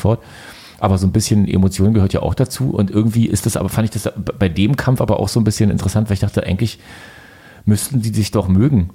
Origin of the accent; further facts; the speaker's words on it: Frankfurt, Brandenburg, Germany; ich bin ja in Frankfurt Oder geboren, komme aus einer Boxstadt